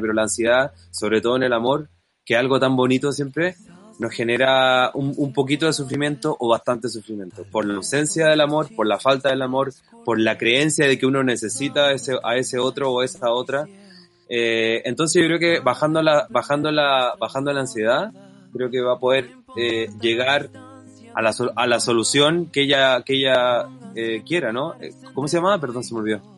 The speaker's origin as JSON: {"language": "Spanish", "country": "Chile", "said": "yo soy de Chile"}